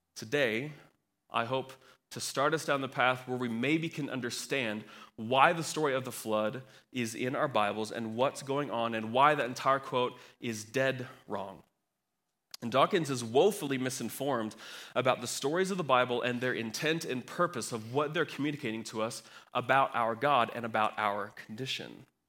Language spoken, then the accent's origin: English; Kansas, United States; I'm from Kansas